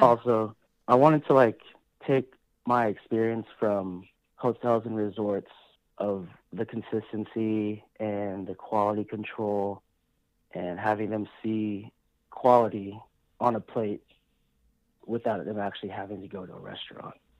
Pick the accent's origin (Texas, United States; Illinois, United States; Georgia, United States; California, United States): California, United States; San Diego; also born or lived in Las Vegas; I'm a Filipino American. I was born and raised here in San Diego